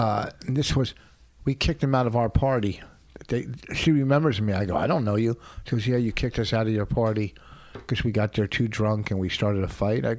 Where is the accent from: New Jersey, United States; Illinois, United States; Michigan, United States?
New Jersey, United States; Plainfield; growing up in Playfield